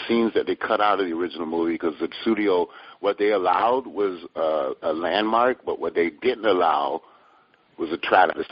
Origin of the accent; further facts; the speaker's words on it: Hartford, Connecticut, United States; I grew up in Hartford, Connecticut, which is just in the same pocket as every other dysfunctional hood in America.